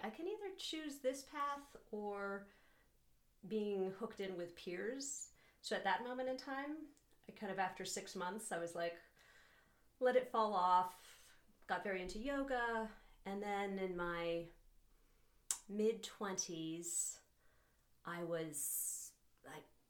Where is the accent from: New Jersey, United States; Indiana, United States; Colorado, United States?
Colorado, United States; Boulder; now in Moab, United States; I grew up in Boulder, Colorado.